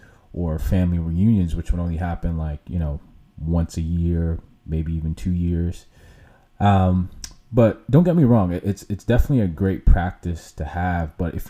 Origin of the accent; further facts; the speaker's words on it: Jamaica; I'm Jamaican, so I pretty much grew up in a westernized kind of upbringing, culture, if you will.